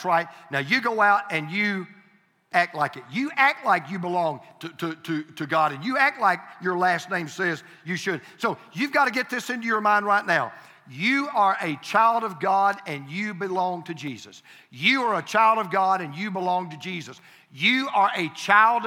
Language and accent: English; Deep South, United States; I'm from the Deep South. I prefer reckon